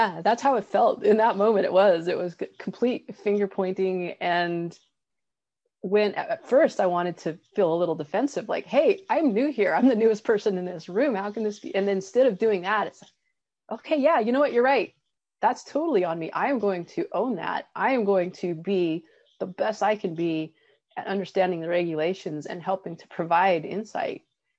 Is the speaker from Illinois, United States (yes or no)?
no; Colorado, United States; and I grew up in Colorado actually, which is something we have in common. And I love the mountains. Here in California, I love the Sierras.